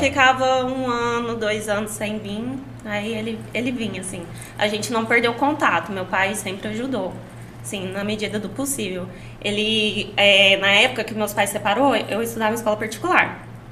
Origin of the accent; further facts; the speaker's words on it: Caldas Novas, Goiás, Brazil; Minha mãe é do Paraná e meu pai é goiano. Aí eu nasci aqui.